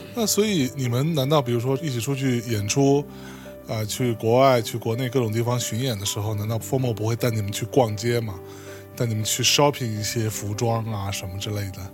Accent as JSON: {"language": "Chinese", "town": "Lianyungang", "region": "Jiangsu", "country": "China", "tie": "born or raised there", "said": "我是在海边长大的"}